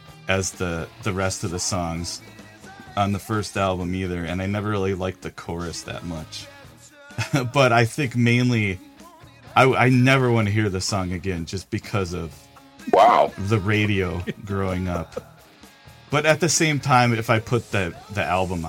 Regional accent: Milwaukee, Wisconsin, United States; growing up in Milwaukee

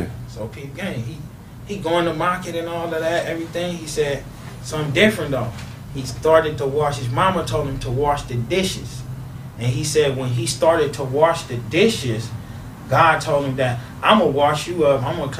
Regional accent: Louisiana, United States; now in Los Angeles, United States; because I'm originally from Louisiana. Feel me? All of our family. From Louisiana, solo family.

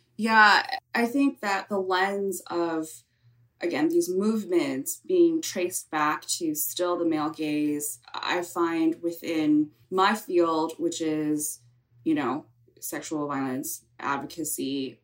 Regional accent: California, United States; I grew up in California

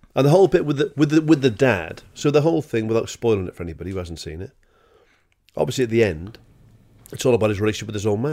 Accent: Wales, United Kingdom; I'm a Welsh bloke

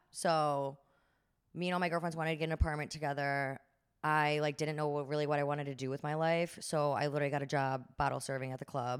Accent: Chicago, Illinois, United States; moved away as an adult; also born or lived in Northern California; now in New Jersey, United States; And then I'm from Chicago. So before that, I was living in Chicago

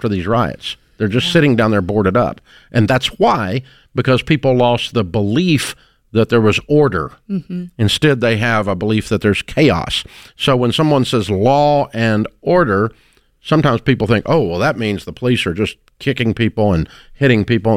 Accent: United States

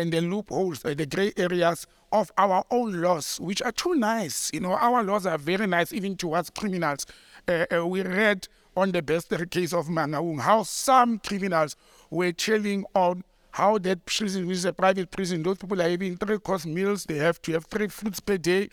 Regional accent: West Rand, Gauteng, South Africa; that's my hometown, you know, and, uh, Randfontein and Krugersdorp and all that, they fall under, Mogale City

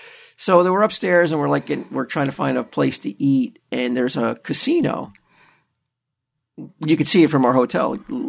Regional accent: New Jersey, United States; I'm from New Jersey, and I'm just like you guys.

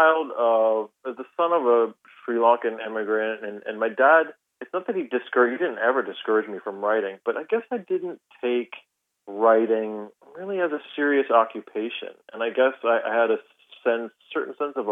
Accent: United States; I'm wholly American. I mean, I grew up here

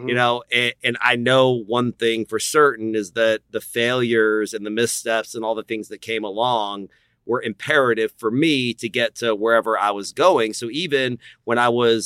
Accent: Austin, Texas, United States; I was born here in Austin, Texas

